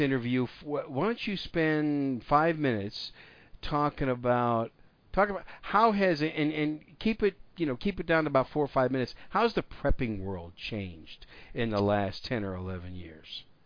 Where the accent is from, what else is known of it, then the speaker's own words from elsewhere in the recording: Wisconsin, United States; My home state of Wisconsin